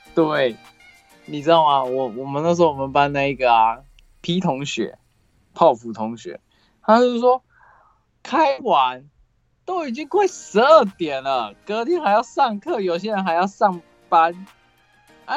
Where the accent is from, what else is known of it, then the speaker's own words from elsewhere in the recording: Taiwan; 我们台湾人